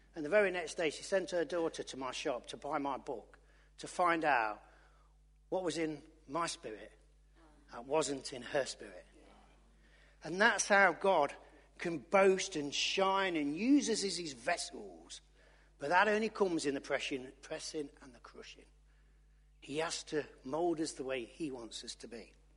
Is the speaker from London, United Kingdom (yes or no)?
no; Loughborough, East Midlands, United Kingdom; I'm from Loughborough, I can't speak proper